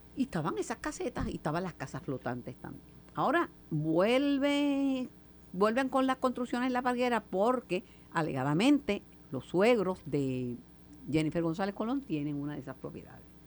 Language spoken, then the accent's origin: Spanish; Mayagüez, Puerto Rico; Yo soy de Mayagüez